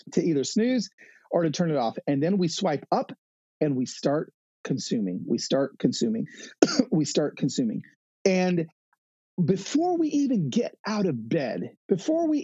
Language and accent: English; Los Angeles, California, United States; I'm a guy from the city. I'm from East LA.